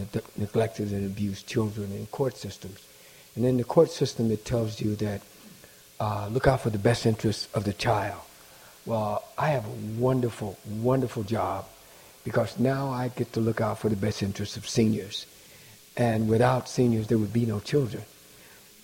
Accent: Midwest, United States; now in Baltimore, United States; I'm from the Midwest

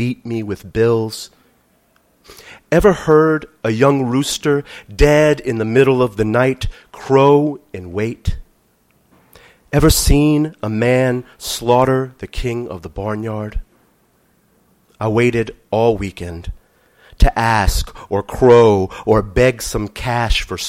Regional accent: New Orleans, Louisiana, United States; born or raised there

